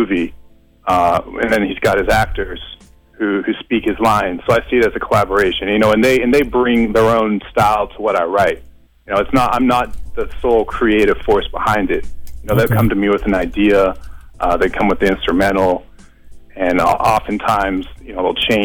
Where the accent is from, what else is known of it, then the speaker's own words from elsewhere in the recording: Los Angeles, California, United States; I'm from Los Angeles, born and raised